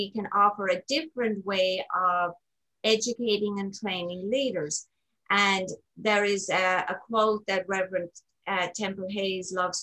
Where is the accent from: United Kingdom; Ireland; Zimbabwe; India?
Ireland; moved away as an adult; also born or lived in Kansas City, United States; now in United States; I am originally from Ireland, born, raised, educated, lived in Ireland actually until about the age of 27.